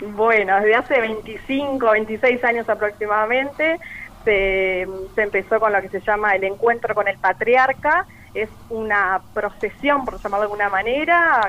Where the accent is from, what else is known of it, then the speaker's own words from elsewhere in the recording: Paysandú, Uruguay; nacida y criada acá en Paysandú